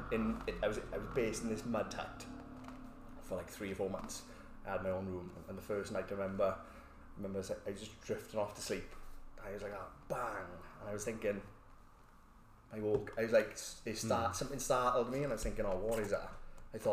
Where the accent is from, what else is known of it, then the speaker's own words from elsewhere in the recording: Port Talbot, Wales, United Kingdom; I'm from Port Talbot.